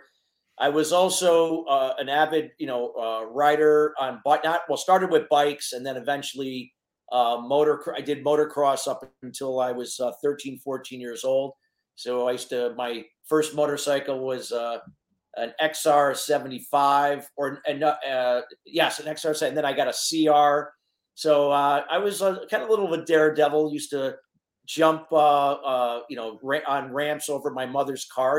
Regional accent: Connecticut, United States; also born or lived in Neptune, New Jersey / Tampa Bay area, Florida; I went back to Connecticut when I was between 5 and 6 years

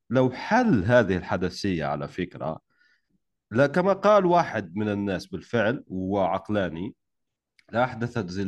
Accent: Algeria; انا وانت جزائري على فكره تعرف لو لو ما كنت جزائري مش راح احكي معك هذا الكلام

